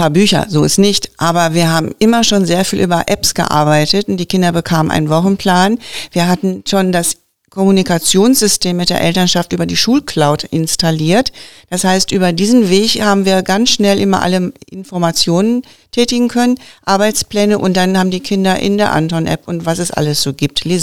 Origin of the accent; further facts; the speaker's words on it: Witten, North Rhine-Westphalia, Germany; Nein, ich bin in Witten geboren, habe immer in Annen gelebt, aber ich habe Verwandtschaft, die dort lebt und wohnt